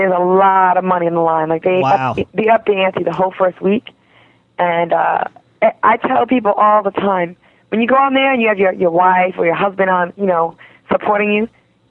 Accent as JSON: {"language": "English", "region": "East Coast", "country": "United States", "said": "I'm an East Coast chick."}